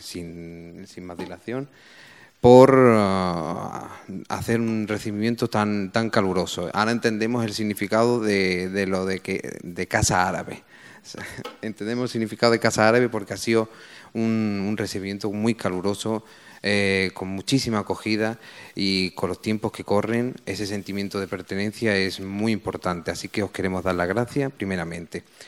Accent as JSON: {"language": "Spanish", "town": "Málaga", "region": "Andalusia", "country": "Spain", "tie": "born or raised there", "said": "yo soy natural de Málaga, yo soy hijo de migrantes"}